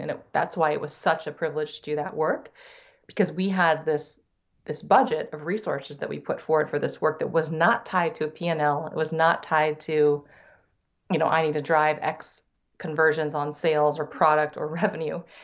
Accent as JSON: {"language": "English", "town": "Davenport", "region": "Iowa", "country": "United States", "tie": "born or raised there", "also_born_or_lived": "Silicon Valley", "first_language": "Thai", "second_language": "English", "moved": "yes", "lives_now": "Minneapolis, United States", "said": "was, was in chiropractic school in Davenport, which is where I was born"}